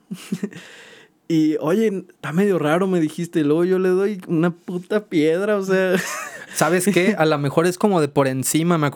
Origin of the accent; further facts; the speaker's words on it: Zacatecas, Mexico; De hecho, precisamente por la cantera más me recuerda a mi ciudad natal, ¿no? O sea, como que a mí Zacatecas me trae esta, este buen recuerdo como de algo, de algo familiar.